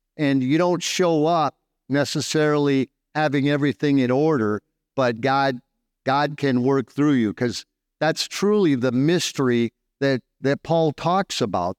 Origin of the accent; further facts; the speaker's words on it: Southern California, United States; moved away as an adult; now in Dumaguete, Philippines; I'm from Southern California